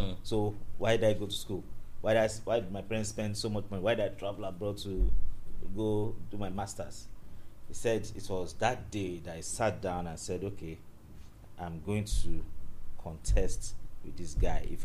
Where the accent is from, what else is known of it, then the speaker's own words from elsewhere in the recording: Nigeria; thank you for bringing me to this country that I'm in Nigeria and I'm not from Ghana